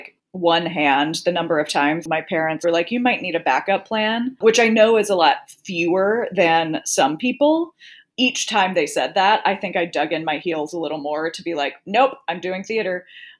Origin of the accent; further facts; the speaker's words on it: the South, United States; And I'm from the South. So, you know, I don't know, there wasn't a lot of theater around.